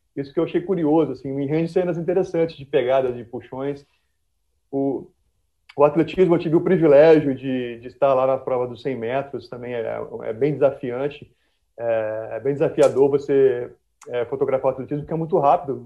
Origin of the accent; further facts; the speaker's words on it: Vitória, Espírito Santo, Brazil; a gente é de Vitória